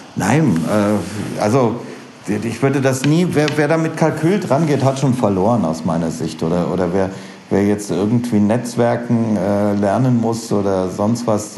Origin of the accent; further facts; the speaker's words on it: Rhineland, Germany; also born or lived in St. Gallen, Switzerland; now in Austria; ich bin halt Rheinländer